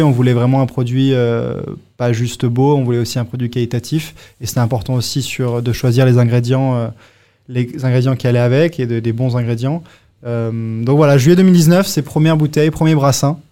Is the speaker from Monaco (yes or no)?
yes; Monaco; moved away; also born or lived in Singapore / Bangkok; Moi j'ai grandi à Monaco, hein, né à Monaco